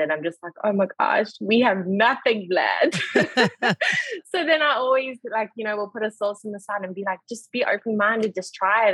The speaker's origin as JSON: {"language": "English", "town": "Durban", "region": "KwaZulu-Natal", "country": "South Africa", "tie": "born or raised there", "moved": "as an adult", "lives_now": "Charlotte, United States", "said": "I was born in Durban. But we kind of got this thing of once you've lived somewhere for 10 years, you can officially say you are from that province. So we are Durbanites through and through."}